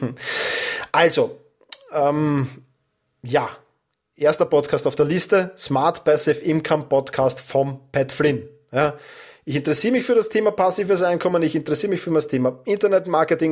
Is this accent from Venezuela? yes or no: no; Vienna, Austria; accent: Wiener Dialekt; mit meinem Wiener Dialekt